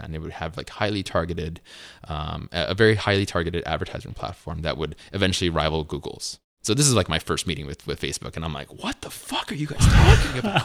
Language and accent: English; Piscataway, New Jersey, United States; also born or lived in Colombia / Durham, North Carolina; now in Los Altos, United States; When I was about four years old, my mother and I moved back to the States full-time, where I was raised in, uh, Piscataway, New Jersey